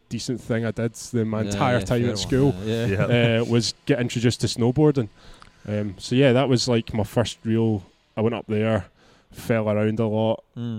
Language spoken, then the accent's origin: English; Ayrshire, Scotland, United Kingdom; I've literally grown up like less than a mile from the beach, but it's not a beach you can surf